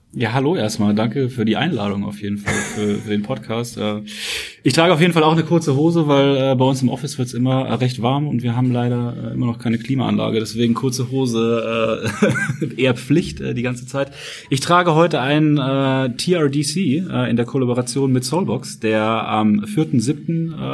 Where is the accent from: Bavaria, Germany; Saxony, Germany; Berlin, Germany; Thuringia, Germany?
Bavaria, Germany; Nuremberg; moved away as an adult; also born or lived in Frankfurt; ich komme eigentlich ursprünglich aus Nürnberg, aus dem Süden